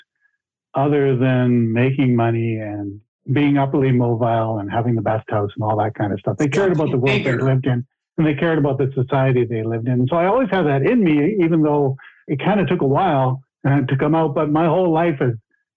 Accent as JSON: {"language": "English", "town": "Sarnia", "region": "Ontario", "country": "Canada", "tie": "born or raised there", "said": "Where I grew up in Sarnia, Ontario, Canada, it's called the Chemical Valley"}